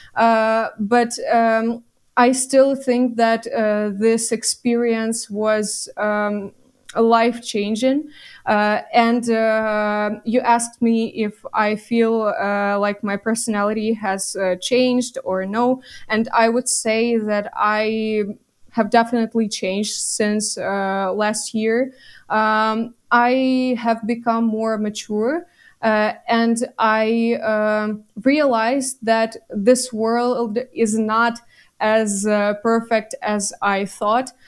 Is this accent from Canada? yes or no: no; Bucha district, Kyiv Oblast, Ukraine; my hometown is in the Kiev region and it suffered a lot. Is it is actually in the Bucha district